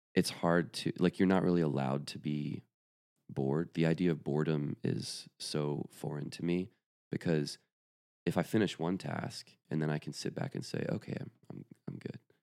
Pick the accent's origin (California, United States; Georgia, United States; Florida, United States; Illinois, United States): Georgia, United States; Atlanta; also born or lived in Athens, Georgia; I grew up in the suburbs of Atlanta, Georgia.